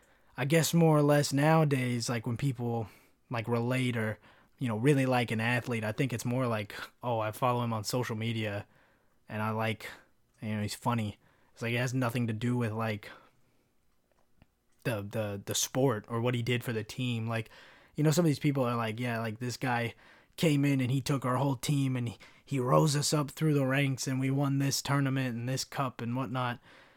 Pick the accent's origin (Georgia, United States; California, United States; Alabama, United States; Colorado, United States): California, United States; it was just because I was from California